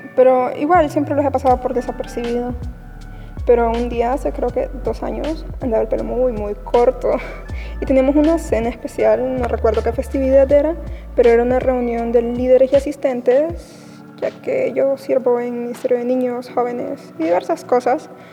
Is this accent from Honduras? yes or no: yes; Honduras; tengo 18 años y soy de Honduras y he asistido a la misma iglesia desde muy chiquita